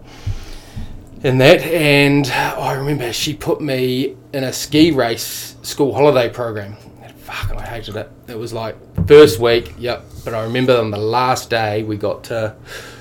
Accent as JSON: {"language": "English", "town": "Queenstown", "region": "Otago", "country": "New Zealand", "tie": "born or raised there", "also_born_or_lived": "Dunedin / Rangiora / Christchurch", "lives_now": "Wanaka, New Zealand", "said": "I'm from Wanaka now, but I was born in Dunedin. And we lived there until I was five, and then we moved to Rangiora in Christchurch for a couple of years, and then moved to Queenie when I was around 86."}